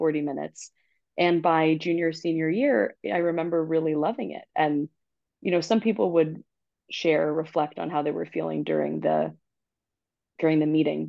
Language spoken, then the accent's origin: English; Long Island, New York, United States; now in New York City, United States; I'm from Long Island and it's the school that was nearest to my house